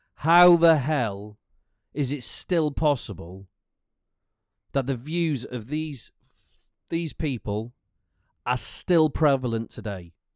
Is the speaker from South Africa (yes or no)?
no; Welsh, Wales, United Kingdom; I'm Welsh